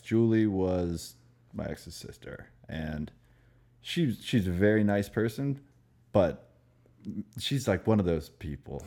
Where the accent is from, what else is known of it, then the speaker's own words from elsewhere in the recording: Maryland, United States; moved away; also born or lived in Florida / New York; I'm from Maryland